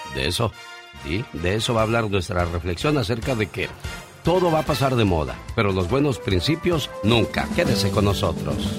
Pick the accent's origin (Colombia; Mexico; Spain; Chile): Mexico; Veracruz; moved away; also born or lived in Mexico City; Un día salí de Veracruz, pero Veracruz nunca salió de mí